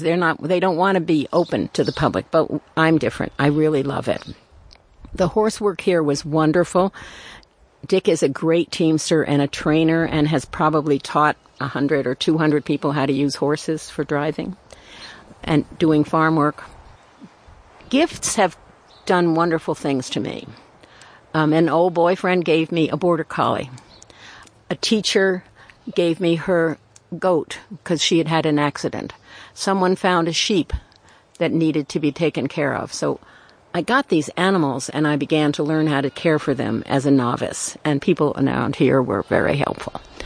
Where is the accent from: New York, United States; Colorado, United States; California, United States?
New York, United States; New York City; I was born in Brooklyn. Um, I'm the child of immigrants